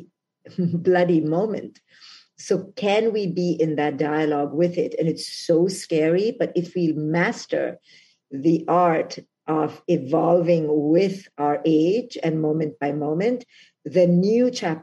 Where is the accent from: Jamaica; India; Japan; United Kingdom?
India; moved away as an adult; now in United States; I came from India to America